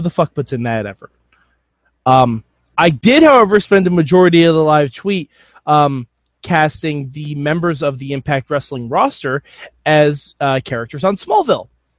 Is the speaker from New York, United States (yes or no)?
yes; New York, United States; I'm from New York